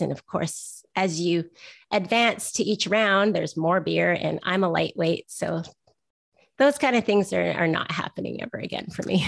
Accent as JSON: {"language": "English", "town": "Vancouver", "region": "British Columbia", "country": "Canada", "said": "I'm from Vancouver"}